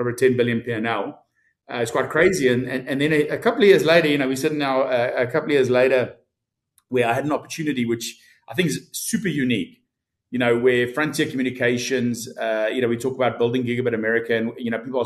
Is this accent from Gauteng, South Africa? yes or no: no; Port Elizabeth, Eastern Cape, South Africa; moved away as an adult; also born or lived in Stellenbosch / United Kingdom; now in Dallas, United States; I was brought up in Port Elizabeth, and then I went to, you know, Stellenbosch University.